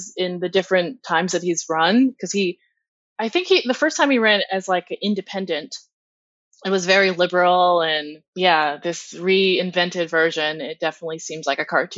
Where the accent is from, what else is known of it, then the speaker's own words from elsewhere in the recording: Ohio, United States; moved away as an adult; now in New York, United States; I'm from Ohio originally, but I've been in New York for 19 years